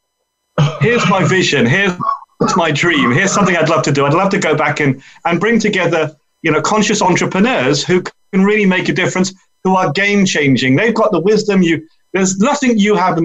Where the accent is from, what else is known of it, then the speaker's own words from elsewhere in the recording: London, United Kingdom; I'm from London.